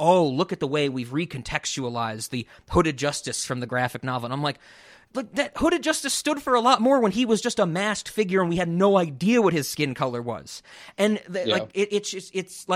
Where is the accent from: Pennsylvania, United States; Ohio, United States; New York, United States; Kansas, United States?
New York, United States; growing up in New York